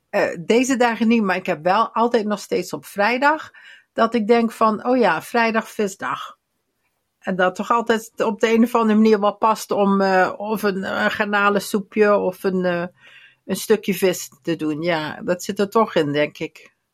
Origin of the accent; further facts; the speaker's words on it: Limburg, Netherlands; bij ons in Limburg